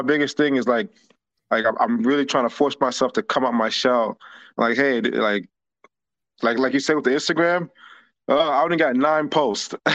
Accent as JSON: {"language": "English", "region": "New York", "country": "United States", "moved": "as an adult", "lives_now": "McDonough, Georgia, United States", "said": "I'm, I'm originally from New York."}